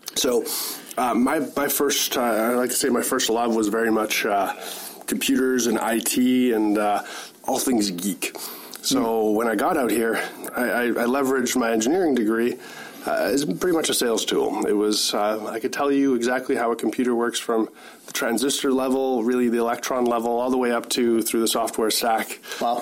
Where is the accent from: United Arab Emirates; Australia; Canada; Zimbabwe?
Canada; Winnipeg, Manitoba; moved away as an adult; also born or lived in Kitchener-Waterloo; now in Kelowna, Canada; I grew up in Winnipeg